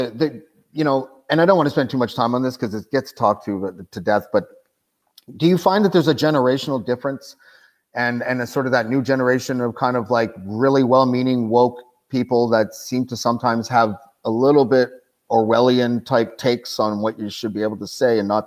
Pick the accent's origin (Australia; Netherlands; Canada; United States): Canada; I'm Canadian.